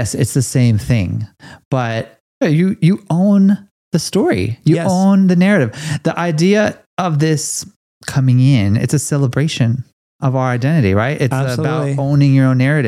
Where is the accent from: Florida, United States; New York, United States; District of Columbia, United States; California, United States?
California, United States; Los Angeles; I'm from Los Angeles